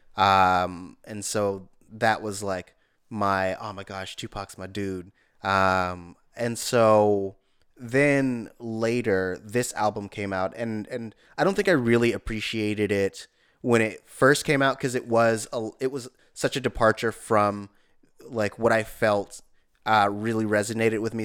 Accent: East Palo Alto, California, United States; in my neighborhood, I grew up in East Menlo Park

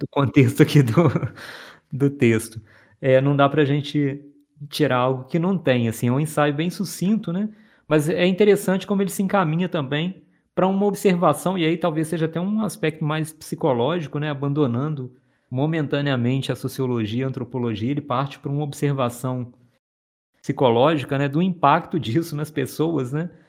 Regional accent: Minas Gerais, Brazil; Sou mineiro

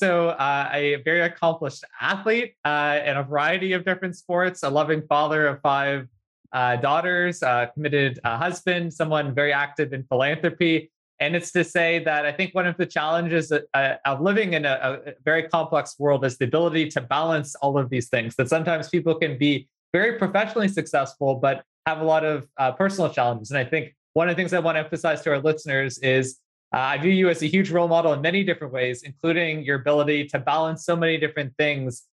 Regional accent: Dartmouth, Nova Scotia, Canada; moved away as an adult; also born or lived in United States; I grew up in Dartmouth, Nova Scotia, and then I also went to school in the United States for my undergrad

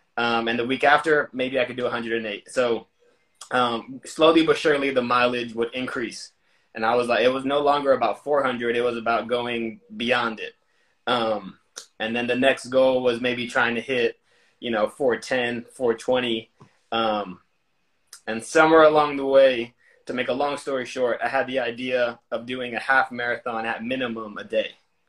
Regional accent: Houston, Texas, United States; also born or lived in San Diego, United States / Japan; So I was born in San Diego, California. When I was two and a half, we relocated to Japan. I spent 3 years overseas in Japan. When I was five, we moved back to the U.S., where I mostly grew up in Houston, Texas.

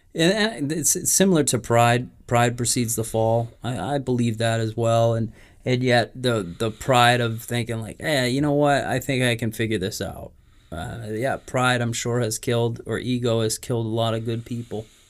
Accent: New England, United States; We're from New England

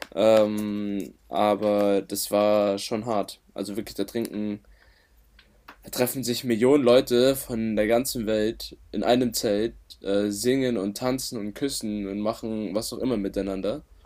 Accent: Bavaria, Germany; sind wir doch stolze Bayer

